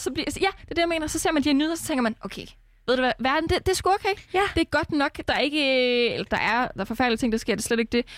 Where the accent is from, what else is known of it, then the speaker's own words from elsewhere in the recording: Denmark; vi som danskere